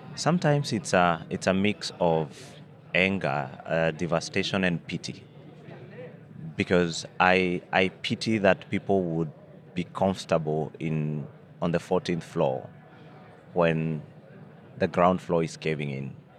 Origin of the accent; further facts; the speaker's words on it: Kenya; as a Kenyan